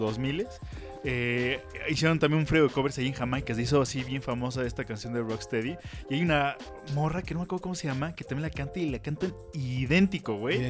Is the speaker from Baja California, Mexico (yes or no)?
no; Mexico City, Mexico